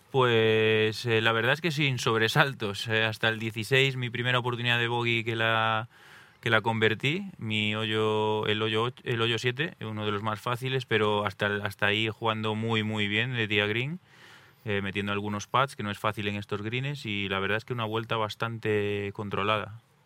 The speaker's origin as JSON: {"language": "Spanish", "region": "Galicia", "country": "Spain", "said": "yo soy de Galicia, tenemos muchísimos ríos, montañas"}